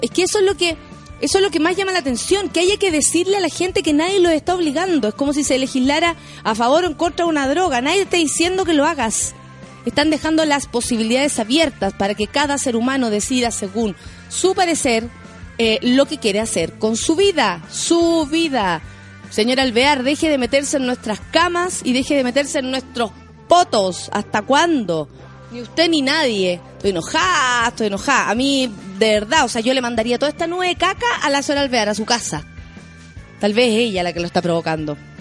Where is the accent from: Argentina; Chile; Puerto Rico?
Chile